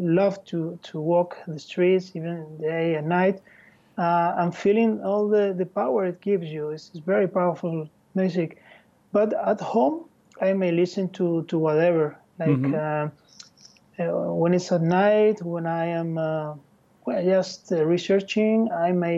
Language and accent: English; Madrid, Community of Madrid, Spain; English is a second language; moved away as an adult; now in Barcelona, Spain; I was born in Madrid.